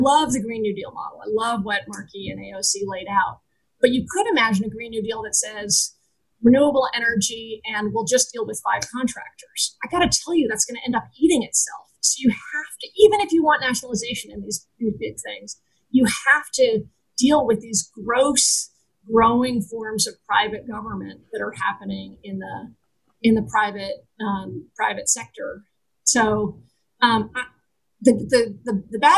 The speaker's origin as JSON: {"language": "English", "region": "Vermont", "country": "United States", "tie": "born or raised there", "said": "I grew up in Vermont"}